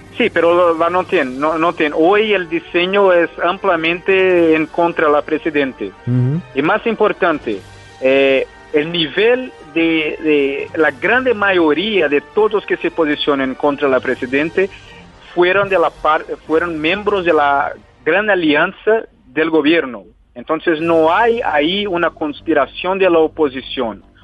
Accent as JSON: {"language": "Spanish", "country": "Brazil", "said": "como un brasileño"}